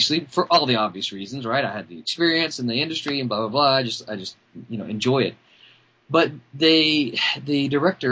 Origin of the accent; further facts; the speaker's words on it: Mississippi, United States; also born or lived in Arkansas; I'm a proud Mississippian